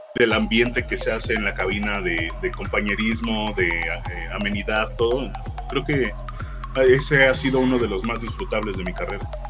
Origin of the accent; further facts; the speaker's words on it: Ixtapaluca, State of Mexico, Mexico; now in Mexico City, Mexico; yo soy de Ixtapaluca, Estado de México